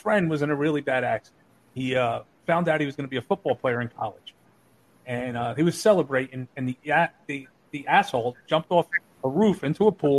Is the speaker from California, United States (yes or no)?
no; New Jersey, United States; they had cable TV, which we didn't have in my part of New Jersey